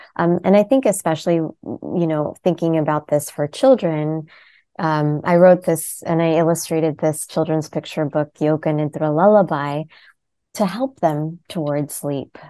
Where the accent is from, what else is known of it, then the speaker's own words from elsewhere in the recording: United States; I was born as an Indian born in America